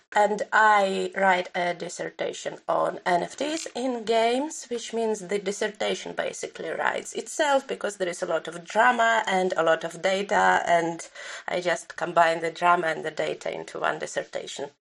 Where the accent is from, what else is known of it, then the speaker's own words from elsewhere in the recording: Belarus; my own experience of growing up in Belarus